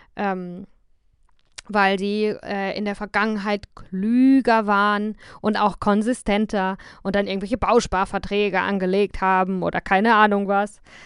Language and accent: German; Germany; moved away as an adult; mich dann halt ähm, nochmal ganz anders als Deutsche wahrgenommen habe.